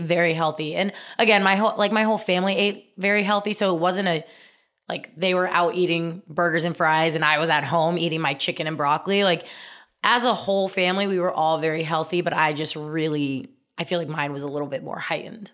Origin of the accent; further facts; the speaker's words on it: Indiana, United States; I'm from Indiana